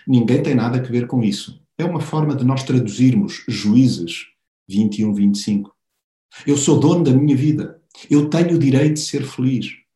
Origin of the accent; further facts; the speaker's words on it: Portugal; nós como portugueses